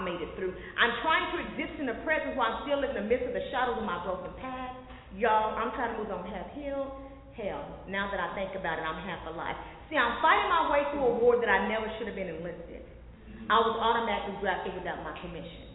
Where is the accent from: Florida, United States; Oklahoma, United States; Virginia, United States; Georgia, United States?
Oklahoma, United States; Oklahoma City; I'm from Oklahoma City